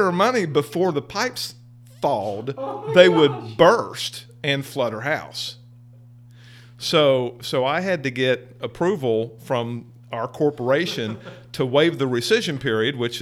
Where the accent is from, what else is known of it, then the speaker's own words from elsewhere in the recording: Southern Ohio, United States; moved away as an adult; now in Summerville, United States; I grew up in Southern Ohio